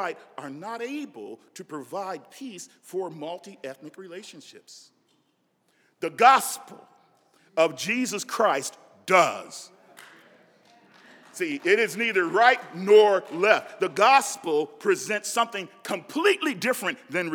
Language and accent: English; Nebraska, United States; I grew up in Nebraska